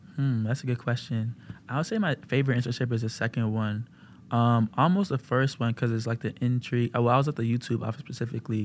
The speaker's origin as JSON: {"language": "English", "region": "Maryland", "country": "United States", "moved": "yes", "said": "I'm from Maryland"}